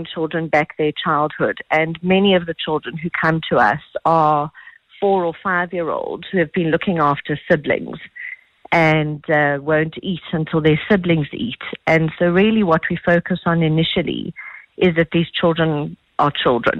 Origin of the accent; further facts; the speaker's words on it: South Africa; we are South African, and South Africans being the kind of people that they are